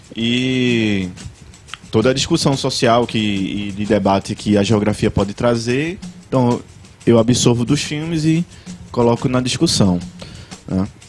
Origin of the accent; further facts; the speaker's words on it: Vitória de Santo Antão, Pernambuco, Brazil; bairro de Redenção eu passei minha infância, minha adolescência no bairro